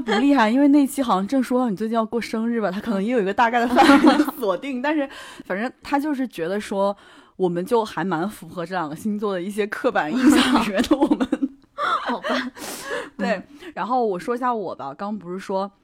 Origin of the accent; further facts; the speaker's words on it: China; 我们中国人